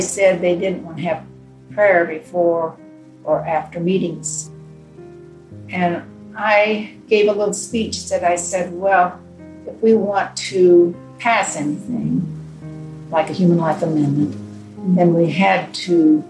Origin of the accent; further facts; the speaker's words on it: Denver, Colorado, United States; I was born in Denver, Colorado, March 10th, 1930